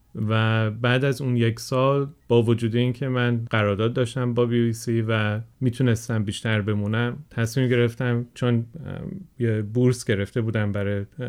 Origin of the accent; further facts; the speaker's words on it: England, United Kingdom; Persian is a second language; also born or lived in Germany; من بزرگ شده انگلستان هستم